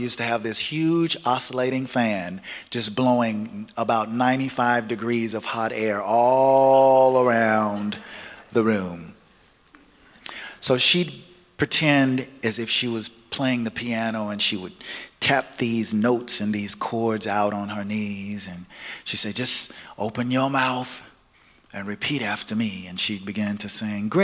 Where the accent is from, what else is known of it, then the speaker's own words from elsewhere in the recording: Nashville, Tennessee, United States; I was born and raised in the South, in Nashville, Tennessee